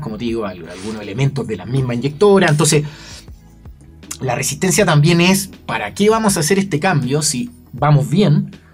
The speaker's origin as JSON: {"language": "Spanish", "country": "Chile", "said": "emprendedores chilenos, fabricantes chilenos"}